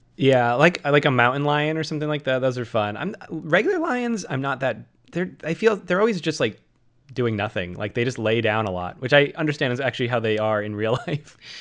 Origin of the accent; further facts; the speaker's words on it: Worcester, Massachusetts, United States; Worcester, my hometown